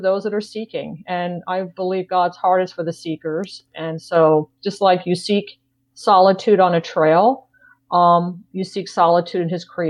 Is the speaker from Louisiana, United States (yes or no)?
no; New York, United States; moved away; I grew up in New York, have a lot of relatives that still live in New York